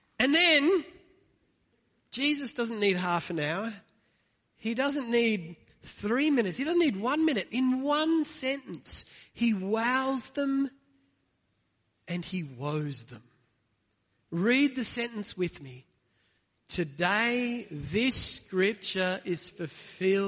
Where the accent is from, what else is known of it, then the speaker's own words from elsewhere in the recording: Australia; this is my hometown